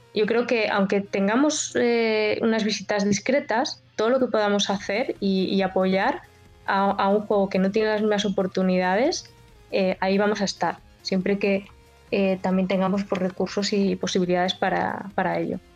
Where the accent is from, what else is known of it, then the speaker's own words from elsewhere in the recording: Basque Country, Spain; Yo, nací en el País Vasco